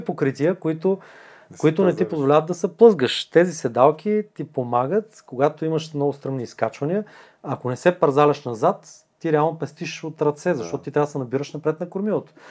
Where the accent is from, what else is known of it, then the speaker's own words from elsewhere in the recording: Bulgaria; съм българин